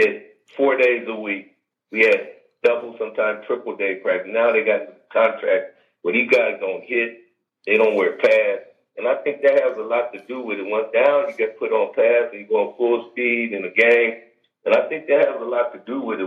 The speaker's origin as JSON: {"language": "English", "town": "San Diego", "region": "California", "country": "United States", "tie": "born or raised there", "said": "being born and raised in San Diego"}